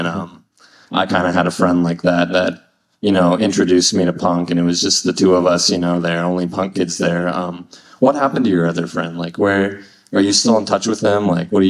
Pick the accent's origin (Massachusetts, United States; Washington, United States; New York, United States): Washington, United States; Chelan; I grew up in Chelan, which is like high desert, Washington.